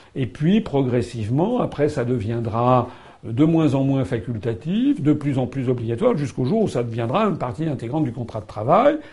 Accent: France; je suis français

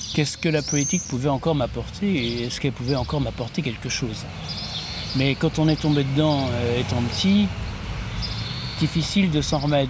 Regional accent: Guérande, Pays de la Loire, France; also born or lived in Nantes; now in Sucé-sur-Erdre, France; je suis né à Guérande

